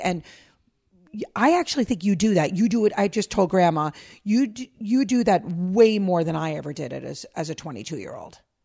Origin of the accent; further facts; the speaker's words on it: New York, United States; moved away as an adult; also born or lived in Minnesota; now in Pennsylvania, United States; me as New Yorker